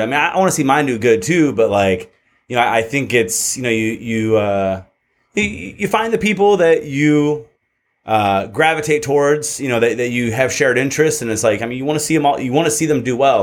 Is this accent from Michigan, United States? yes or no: yes; Michigan, United States; moved away as an adult; now in California, United States; growing up in Michigan